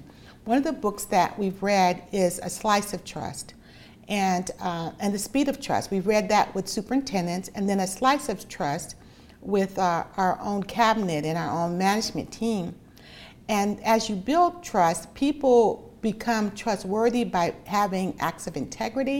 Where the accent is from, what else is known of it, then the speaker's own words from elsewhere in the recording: Los Angeles, California, United States; born in Los Angeles, and my mom was a single mom